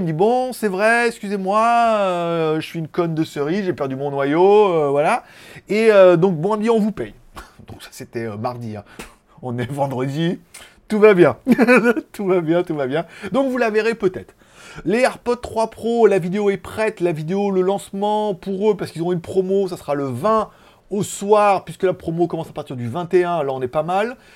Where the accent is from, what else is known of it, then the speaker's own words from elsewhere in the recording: France; now in Thailand; je suis français